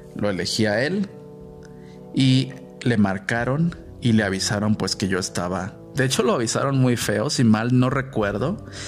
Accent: Guadalajara, Jalisco, Mexico; moved away as an adult; also born or lived in Mexico City; yo respondí que era de Guadalajara

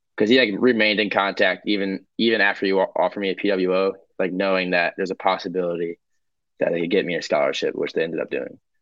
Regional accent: Fort Wayne, Indiana, United States; moved away as an adult; now in Iowa City, United States; growing up in Indiana

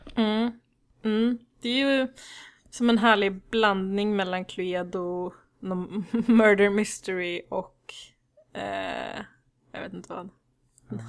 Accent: Värnamo, Jönköping County, Sweden; jag växte upp i Värnamo i Småland

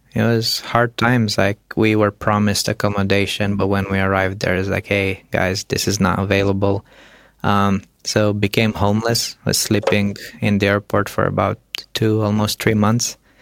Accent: Romania; moved away; I come from Romania

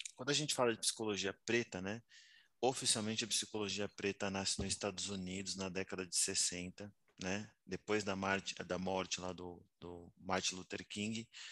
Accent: São Paulo, Brazil; eu sou nascido em São Paulo, na Vila Nova Cachoeirinha

